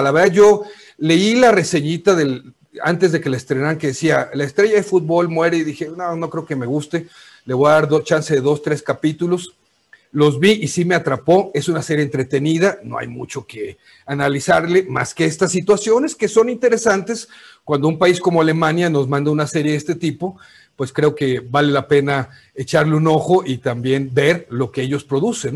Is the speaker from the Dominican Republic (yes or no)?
no; Mexico; como decimos en México